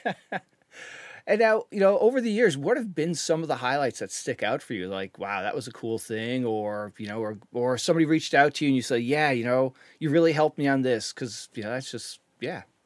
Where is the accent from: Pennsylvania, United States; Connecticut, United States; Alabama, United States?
Connecticut, United States; I'm from Connecticut